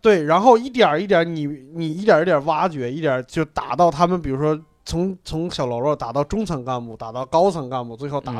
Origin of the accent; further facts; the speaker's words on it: Hebei, China; 我河北人